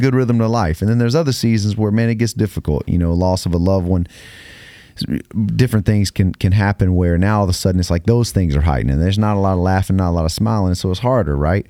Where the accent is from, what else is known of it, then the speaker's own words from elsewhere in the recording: United States; I'm from America. I'm American.